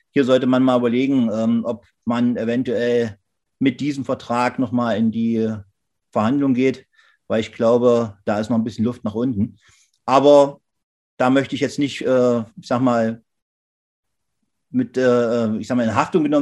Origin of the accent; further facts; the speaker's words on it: Saxony-Anhalt, Germany; Wir haben hier in Sachsen-Anhalt, wo ich herkomme, letztendlich äh, den Fall gehabt